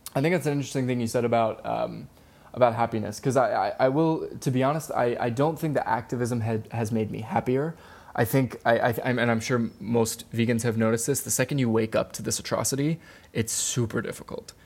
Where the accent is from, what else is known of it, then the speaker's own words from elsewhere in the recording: Maryland, United States; moved away as an adult; also born or lived in Wilmington, North Carolina / Hawaii; I grew up in Maryland